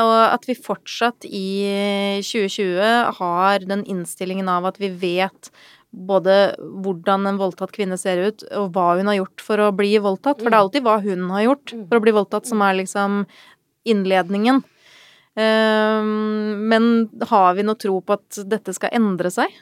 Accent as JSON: {"language": "Norwegian", "country": "Sweden", "tie": "born or raised there", "moved": "yes", "said": "jeg er oppvokst i Sverige."}